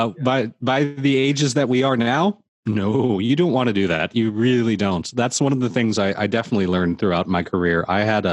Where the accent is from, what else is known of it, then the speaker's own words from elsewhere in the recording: Orange County, California, United States; now in Santa Monica, United States; I grew up in Orange County